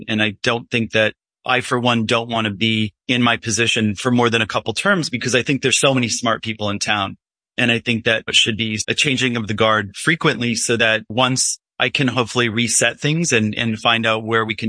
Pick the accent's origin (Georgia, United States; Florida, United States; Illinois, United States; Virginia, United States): Illinois, United States; also born or lived in New York City; now in Highland, United States